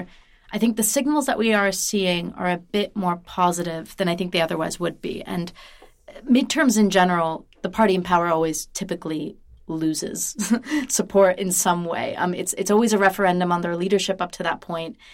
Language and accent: English; United States; moved away; an American who doesn't live there